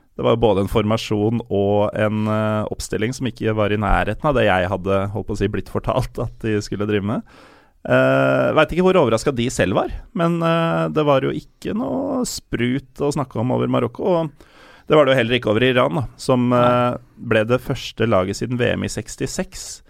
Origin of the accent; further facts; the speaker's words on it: Norway; jeg er norsk, jeg. Jeg er herfra, og foreldra mine er herfra